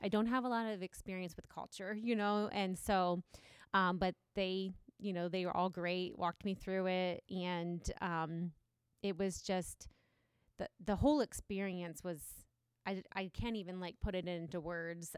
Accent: Galion, Ohio, United States; growing up in Gallion, it's not very, very diverse

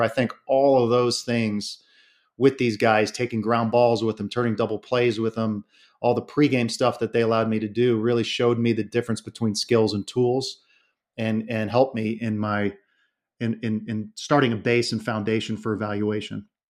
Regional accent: South Florida, United States; I grew up in South Florida

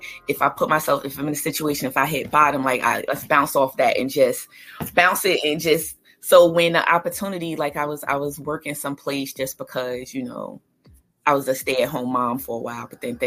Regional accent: Newark, New Jersey, United States; moved away; I am a Newark, New Jersey native, born and raised

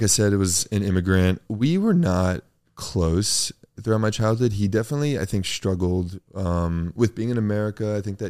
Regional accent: Los Angeles, California, United States; I grew up in a part of LA that was very middle class. I grew up on Crenshaw and Olympic Boulevard. It's mid city, kind of by Koreatown.

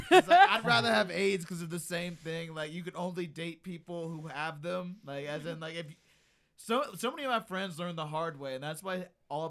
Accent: Alabama, United States; moved away; Growing up in Alabama

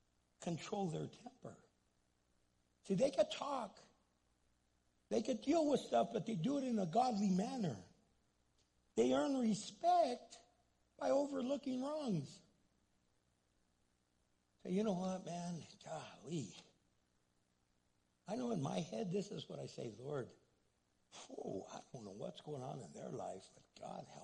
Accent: United States; English is a second language; I'm first generation American

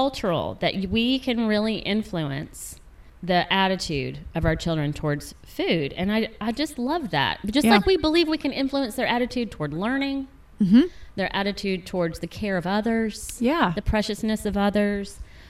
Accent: United States; as American parents

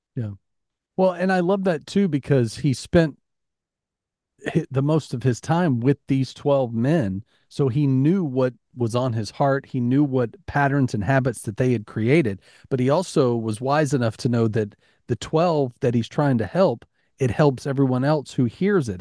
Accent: Alabama, United States; growing up in Alabama

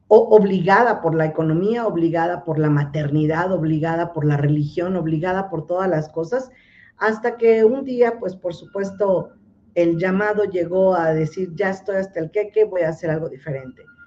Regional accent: Mexico City, Mexico; de aquí, de la Ciudad de México, porque soy chilanga pura y auténtica

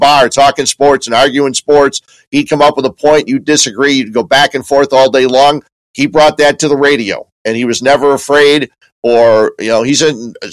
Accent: Chicago, Illinois, United States; in my hometown, do radio

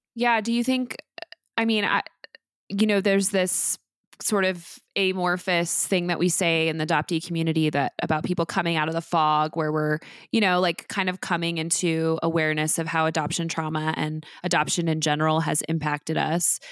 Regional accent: Midwest, United States; also born or lived in Oklahoma; I was raised in the Midwest and I actually was born in Oklahoma

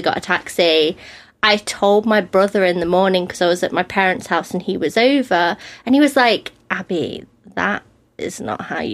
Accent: East Midlands, United Kingdom; moved away; I was born in the East Midlands, which is like, there's loads of little cities around

